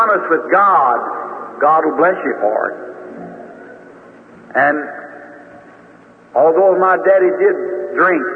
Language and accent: English; Utica Pike, Indiana, United States; also born or lived in Kentucky; the Utica Pike where we moved to from Kentucky to Indiana, right on the river road